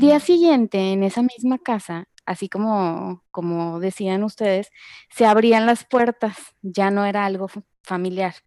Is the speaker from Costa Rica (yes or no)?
no; Monterrey, Nuevo León, Mexico; also born or lived in Guadalajara; yo nací aquí en Monterrey, pero nos fuimos a Guadalajara un tiempo, seis años, y luego regresamos a Monterrey.